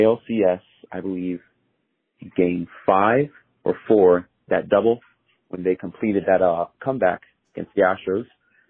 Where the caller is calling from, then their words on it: Connecticut, United States; I'm calling in from Connecticut